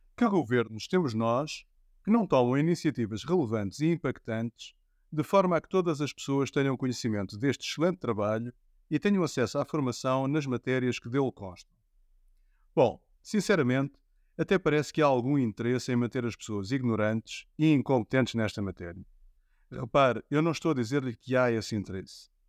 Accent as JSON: {"language": "Portuguese", "country": "Portugal", "said": "envergonha-me enquanto português"}